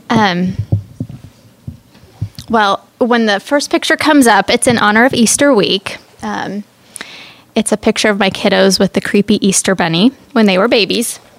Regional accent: Cairo, Cairo Governorate, Egypt; born there; I was born in Cairo, Egypt. I'm the youngest of three girls.

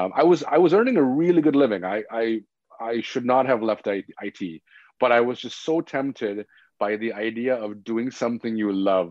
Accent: Scarborough, Ontario, Canada; because that's where I grew up. I grew up in Scarborough.

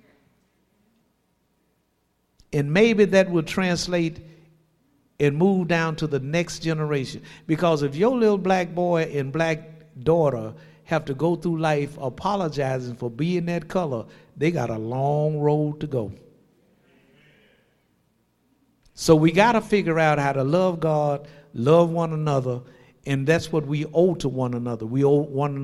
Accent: Shreveport, Louisiana, United States; I'm born and raised in Shreveport.

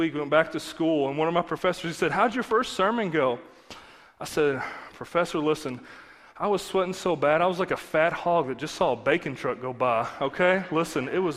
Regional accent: Eastern Kentucky, United States; accent: hillbilly slang; I'm from Eastern Kentucky, so if you notice this kind of hillbilly slang

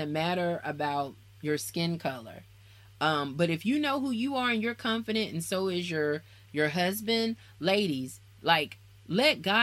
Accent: Alabama, United States; also born or lived in Nashville, Tennessee; I'm from Alabama.

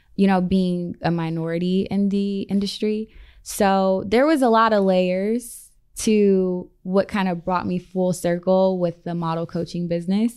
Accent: Columbus, Ohio, United States; moved away as an adult; also born or lived in Los Angeles; now in Las Vegas, United States; I'm from the Midwest. I'm from Columbus, Ohio

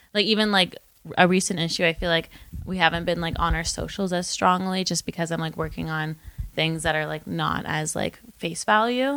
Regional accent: Windsor, Ontario, Canada; moved away as an adult; now in Toronto, Canada; I am from Windsor originally, and I moved to Toronto to go to Ryerson University

